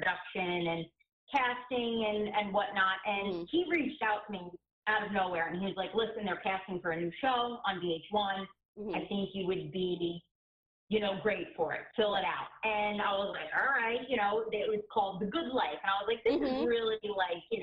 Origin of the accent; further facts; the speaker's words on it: New Jersey, United States; also born or lived in New York; I am pretty much living in Jersey my whole life. I'm originally from New York.